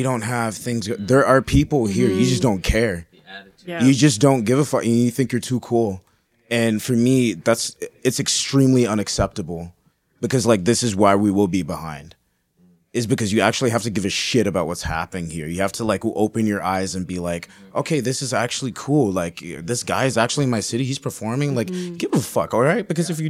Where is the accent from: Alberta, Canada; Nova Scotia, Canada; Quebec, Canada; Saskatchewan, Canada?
Alberta, Canada; Edmonton; I call Edmonton my hometown. Like, I don't look at Toronto as my hometown. But those are those moments where I'm embarrassed to be an Edmontonian.